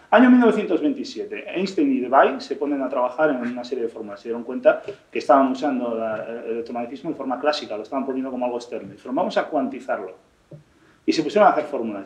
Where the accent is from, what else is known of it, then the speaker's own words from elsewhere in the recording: Spain; me siento español